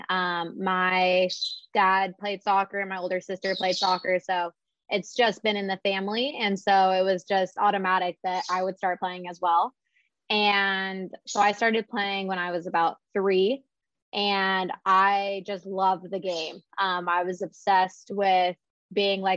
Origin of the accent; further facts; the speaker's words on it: San Diego, California, United States; I'm from San Diego, so I did stay pretty close for college.